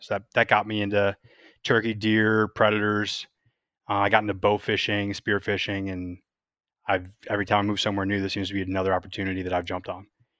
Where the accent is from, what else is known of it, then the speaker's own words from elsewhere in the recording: New York, United States; I'm primarily an East Coaster. I grew up in Western New York.